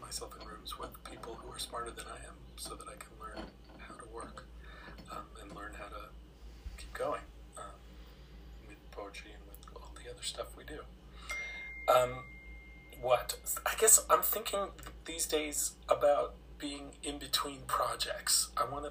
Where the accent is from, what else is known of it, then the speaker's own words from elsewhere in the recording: United States; moved away as an adult; I'm from the States originally. I moved here 25 years ago